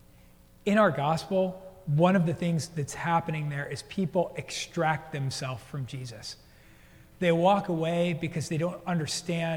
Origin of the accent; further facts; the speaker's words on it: United States; also born or lived in New Jersey; When I was a little boy, growing up in New York and New Jersey